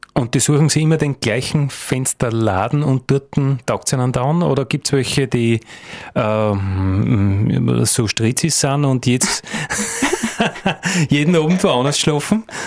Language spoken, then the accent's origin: German; Styria, Austria; bei uns in der Steiermark oder in Österreich